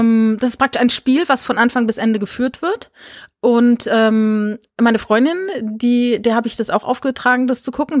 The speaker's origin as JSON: {"language": "German", "region": "Rhineland-Palatinate", "country": "Germany", "tie": "born or raised there", "also_born_or_lived": "Saarland", "moved": "yes", "said": "ich bin in der Pfalz groß geworden"}